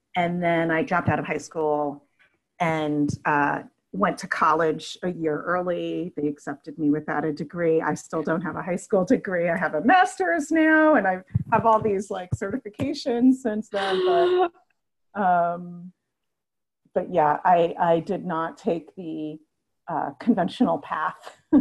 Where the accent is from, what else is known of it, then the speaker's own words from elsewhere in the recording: New York City, New York, United States; also born or lived in Manhattan; now in Washington, D.C., United States; born and raised in Brooklyn and then Queens, and lived for a while in Manhattan